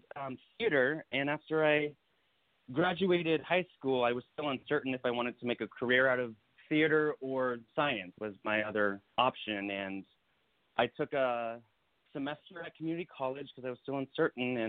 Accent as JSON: {"language": "English", "town": "Santee", "region": "California", "country": "United States", "tie": "born or raised there", "also_born_or_lived": "New York", "moved": "as an adult", "said": "I grew up in a little town called Santee, California. It's East County, San Diego"}